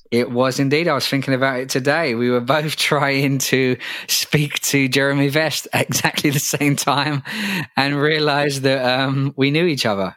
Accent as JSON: {"language": "English", "region": "London", "country": "United Kingdom", "tie": "born or raised there", "said": "It's in my hometown"}